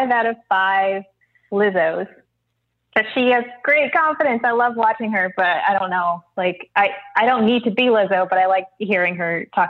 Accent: Midwest, United States; now in Los Angeles, United States; I'm from the Midwest

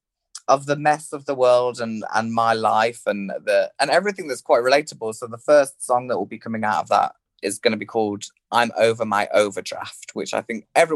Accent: West Midlands, United Kingdom; accent: Birmingham country farmer hybrid; I mean, my accent is it's like a Birmingham country farmer hybrid, but everyone thinks I'm from Liverpool.

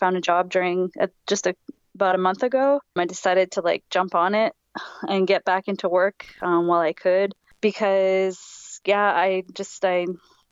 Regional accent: Vancouver Island, British Columbia, Canada; moved away as an adult; now in Montreal, Canada; I'm from Vancouver Island, born and raised there.

